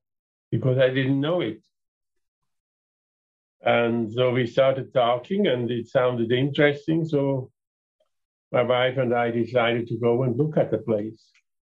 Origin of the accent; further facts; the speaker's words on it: Switzerland; moved away as an adult; now in Calgary, Canada; I am originally from Switzerland